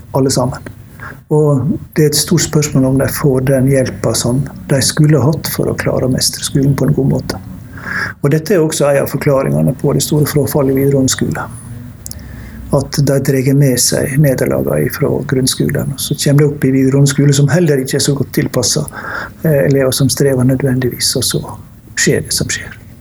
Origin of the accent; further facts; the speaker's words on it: Ørsta, Møre og Romsdal, Norway; Ørsta kommune, der jeg vokste opp